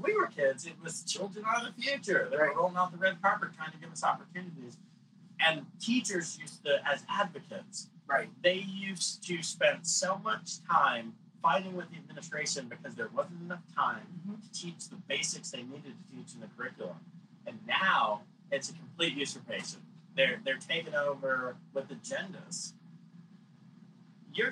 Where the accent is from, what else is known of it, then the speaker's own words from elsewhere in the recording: New York, United States; I'm from New York. I'm just black